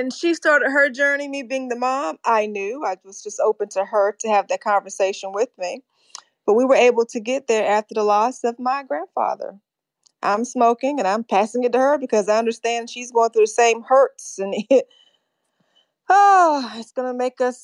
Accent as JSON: {"language": "English", "region": "North Carolina", "country": "United States", "tie": "born or raised there", "moved": "yes", "lives_now": "Fort Mill, United States", "said": "I was raised in North Carolina."}